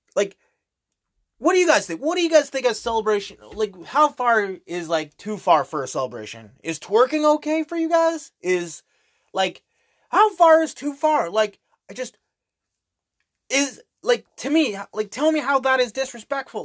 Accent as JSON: {"language": "English", "country": "Canada", "said": "I'm Canadian"}